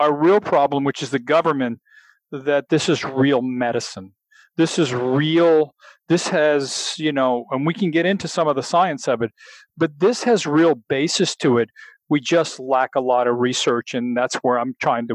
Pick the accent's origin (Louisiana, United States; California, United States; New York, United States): Louisiana, United States; I'm a real Southern boy. I'm from Louisiana.